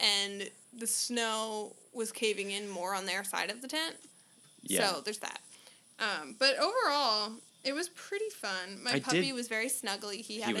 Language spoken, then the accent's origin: English; Vermont, United States; moved away; I grew up skiing Mount Snow in my hometown.